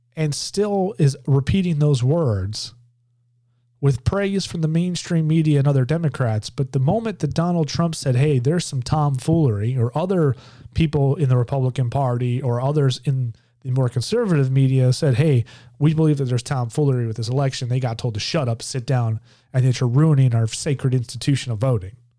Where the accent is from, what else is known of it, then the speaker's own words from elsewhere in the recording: Georgia, United States; my home state of Georgia